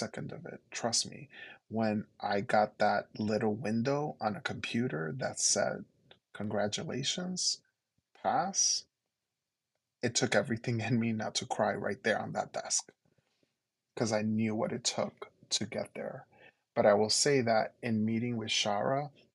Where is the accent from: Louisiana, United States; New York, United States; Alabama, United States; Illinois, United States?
New York, United States; New York City; first language Spanish; English is a second language; as a New Yorker, both from Queens and from Brooklyn, and working in Harlem